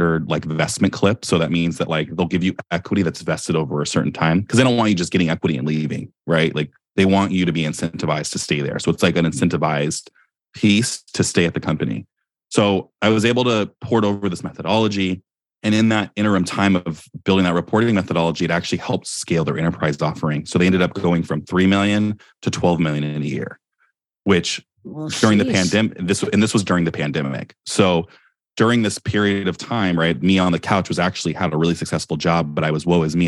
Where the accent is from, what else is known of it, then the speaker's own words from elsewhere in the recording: Silicon Valley, California, United States; I'm from Silicon Valley